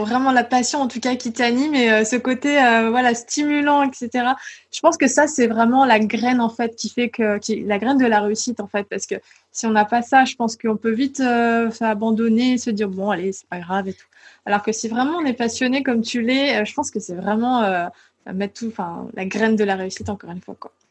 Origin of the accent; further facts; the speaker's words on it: Île d'Oléron, Nouvelle-Aquitaine, France; je viens de l'île de Léron, je, viens de vraiment de la campagne.